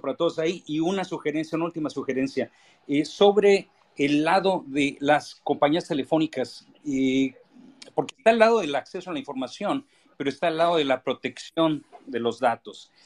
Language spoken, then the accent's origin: Spanish; Benito Juárez, Mexico City, Mexico; yo nací en la, en la Benito Juárez, crecí en la Benito Juárez